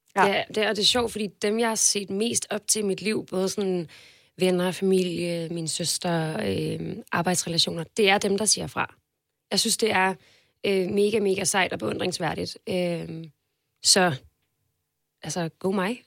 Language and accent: Danish; Denmark; jeg kommer fra Jylland